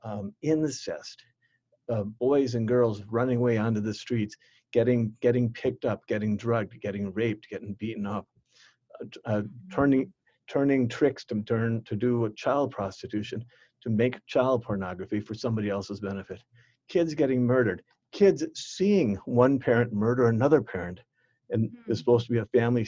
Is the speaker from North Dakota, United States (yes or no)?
yes; Bismarck, North Dakota, United States; moved away as an adult; also born or lived in Minnesota / Guatemala; I came from Bismarck, came to Minnesota, first one out of our family to leave the state, actually to leave Bismarck to go to college